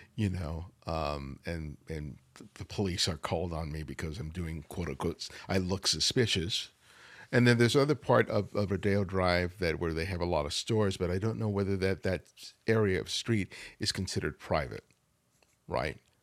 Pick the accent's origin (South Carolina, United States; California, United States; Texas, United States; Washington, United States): California, United States; Los Angeles; I, I grew up in South L A.